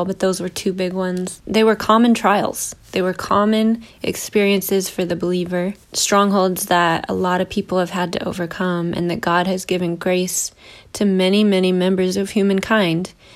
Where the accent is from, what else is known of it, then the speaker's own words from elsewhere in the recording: United States; as an American evangelical